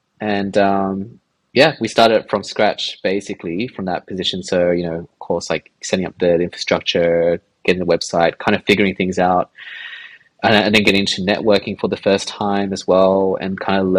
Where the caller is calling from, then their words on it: Sydney, New South Wales, Australia; also born or lived in London; We're calling from Sydney. I actually live pretty close, like on the city fringes